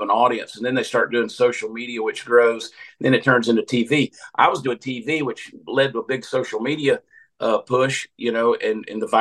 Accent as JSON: {"language": "English", "town": "Augusta", "region": "Georgia", "country": "United States", "tie": "born or raised there", "moved": "yes", "said": "I grew up in Augusta, Georgia"}